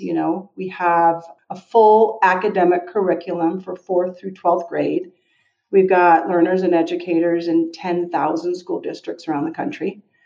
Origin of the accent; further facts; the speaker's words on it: Denver, Colorado, United States; moved away; also born or lived in Oakland / Washington, D.C.; Denver, Colorado, that's my hometown